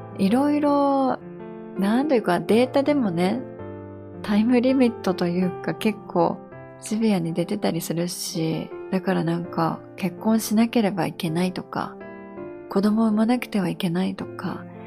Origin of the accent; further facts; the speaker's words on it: Japan; moved away; 私、やっぱり日本で育ったので